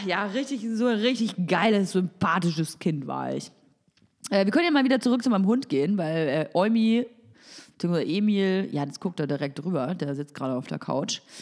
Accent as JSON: {"language": "German", "town": "Nuremberg", "region": "Bavaria", "country": "Germany", "tie": "born or raised there", "moved": "yes", "said": "Ich komme ursprünglich aus Nürnberg"}